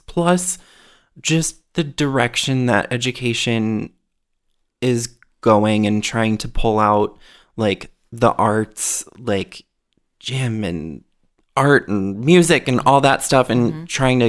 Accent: Wisconsin, United States; also born or lived in Michigan / Minnesota; I was born in Upper Peninsula, Michigan. Grew up moving town to town to town within Wisconsin, or started in Michigan, moved a bunch in Wisconsin, then finally landed in Minnesota in 2004.

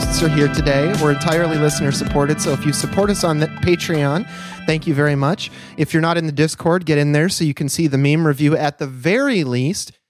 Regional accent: United States; as an American

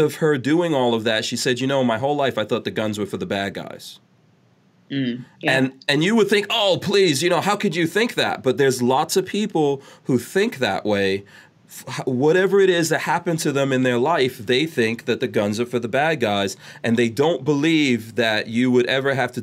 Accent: New York City, New York, United States; also born or lived in Guyana / Nigeria; now in Florida, United States; I grew up in New York

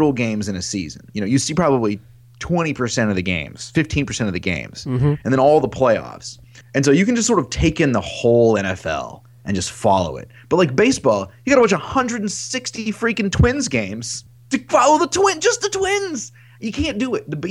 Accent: Metropolis, Illinois, United States; also born or lived in Paducah, Kentucky / Marion, Illinois / Carbondale, Illinois / Chicago, Illinois; now in Minneapolis, United States; I was born in Paducah, Kentucky, and then spent a lot of time in Metropolis, and then Marion, Illinois

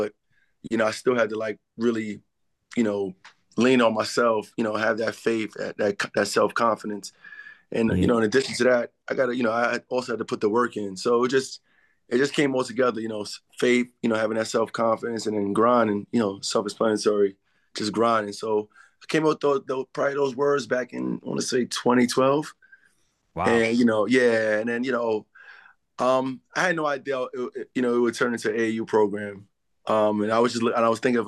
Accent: New York City, New York, United States; I'm originally from the Bronx.

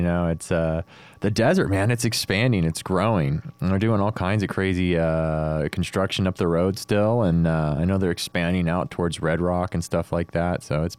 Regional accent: United States; I'm an American.

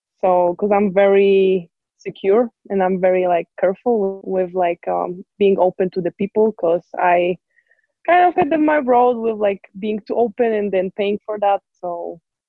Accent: Poznań, Greater Poland, Poland; English is a second language; moved away as an adult; also born or lived in El Paso, Texas; now in Utah, United States; We have like a river in Poznań in my hometown

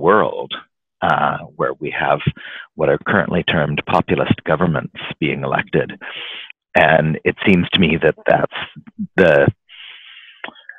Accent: Vancouver, British Columbia, Canada; here in my hometown

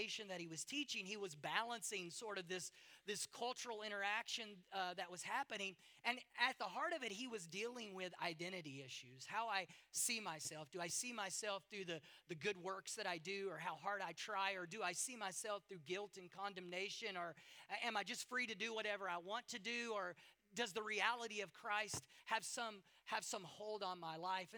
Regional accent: United States; moved away; I'm from America.

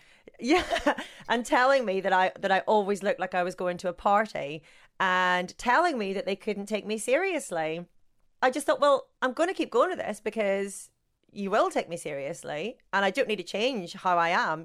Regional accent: Northern Ireland, United Kingdom; accent: Northern Irish; I've got my Northern Irish accent

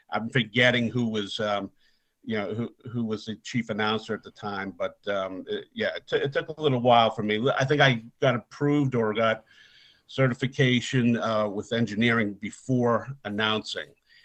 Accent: Boston, Massachusetts, United States; accent: Boston; my Boston accent

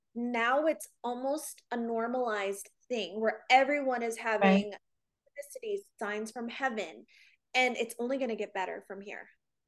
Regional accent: Illinois, United States; born there; So I was actually born in Illinois, and okay.

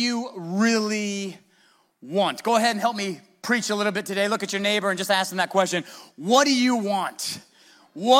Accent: United States; we're American

